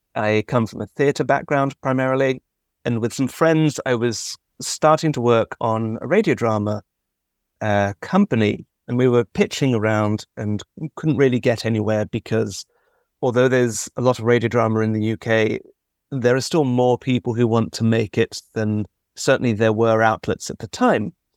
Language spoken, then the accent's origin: English; London, United Kingdom; I'm from London